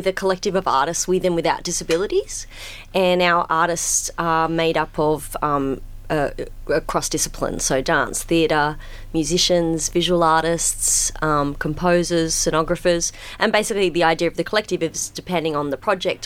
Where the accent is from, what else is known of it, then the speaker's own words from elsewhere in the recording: Sydney, New South Wales, Australia; I'm a Westie at heart. I grew up out in the Hills District.